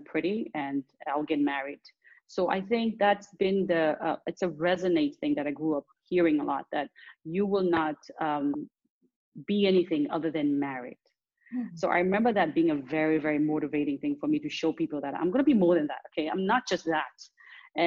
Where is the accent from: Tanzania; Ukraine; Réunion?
Tanzania; Dar es Salaam; also born or lived in Nairobi, Kenya; I grew up between Dar es Salaam, the city I'm from, and Nairobi, Kenya.